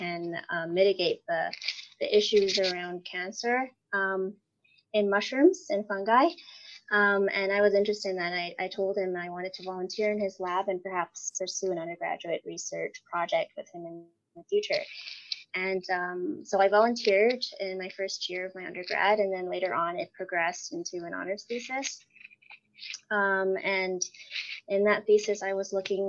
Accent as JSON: {"language": "English", "town": "Toronto", "region": "Ontario", "country": "Canada", "tie": "born or raised there", "moved": "as an adult", "lives_now": "Prince George, Canada", "said": "I grew up there my whole life"}